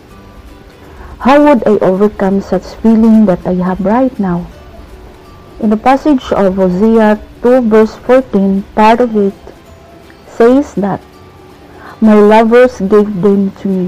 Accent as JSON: {"language": "English", "country": "Philippines", "said": "from Philippines"}